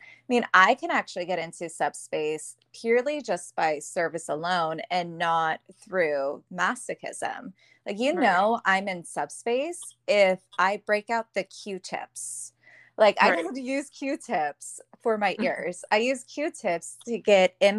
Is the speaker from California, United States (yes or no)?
yes; right outside of the Bay Area, California, United States; now in Sacramento, United States; I grew up in California, right outside of the Bay Area, and I moved to Sacramento